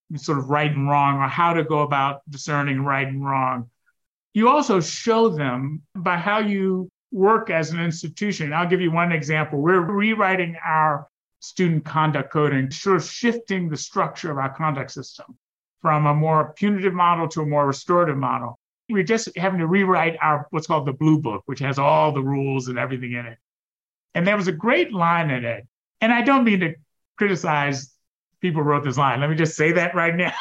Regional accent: United States; being African American, being the son of an immigrant

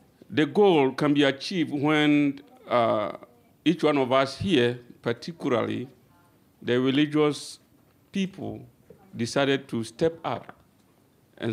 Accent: Ghana; moved away as an adult; now in Japan; I am from Ghana, and I've been in Japan for 12 years now.

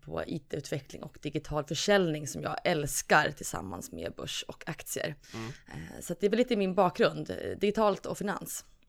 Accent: Norrland, Sweden; moved away; also born or lived in Gothenburg; från Norrland

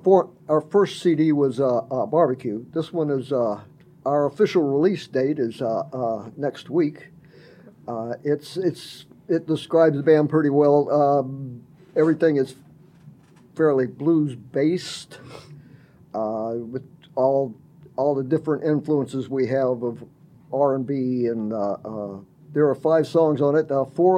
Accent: Memphis, Tennessee, United States; also born or lived in New Orleans, Louisiana; now in Northwest Arkansas, United States; I grew up in Memphis.

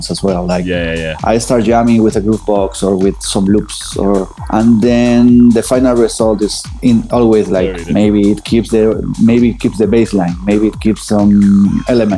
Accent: Andalusia, Spain; moved away; I'm originally from Andalusia, from a region in the south. I'm from a small town which is near between Cordoba and Granada.

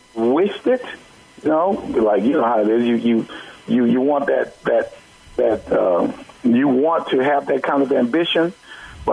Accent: Dallas, Texas, United States; being a black kid, you know, growing up in Dallas

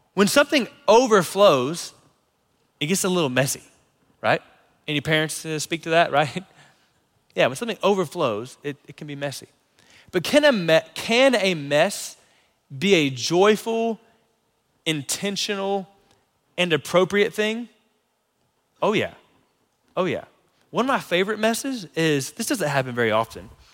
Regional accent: North Florida, United States; moved away; Lauren and I grew up in North Florida

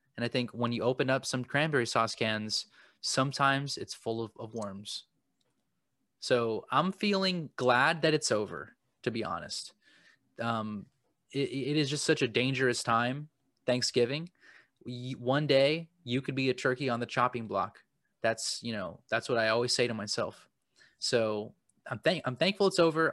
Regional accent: United States

